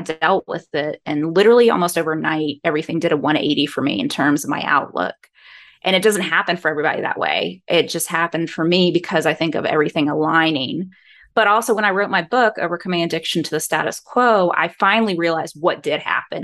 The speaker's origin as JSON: {"language": "English", "region": "Georgia", "country": "United States", "tie": "born or raised there", "said": "I'm born and raised in Georgia"}